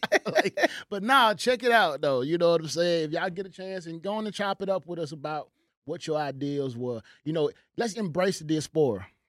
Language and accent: English; United States